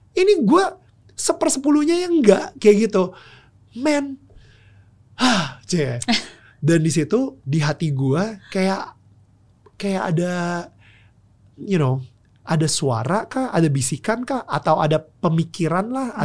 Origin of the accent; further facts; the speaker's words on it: Jakarta, Indonesia; waktu kecil uh, gue tumbuh di Pluit ya itu iya. sebuah negara kecil di utara Jakarta